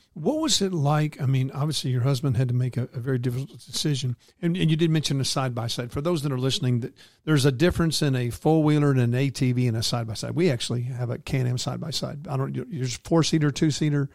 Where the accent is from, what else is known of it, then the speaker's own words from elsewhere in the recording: North Texas, United States; my hometown here in North Texas